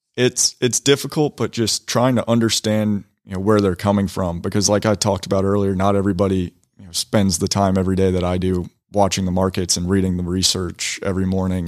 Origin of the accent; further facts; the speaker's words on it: Woodstock, Georgia, United States; Born and raised in Woodstock, Georgia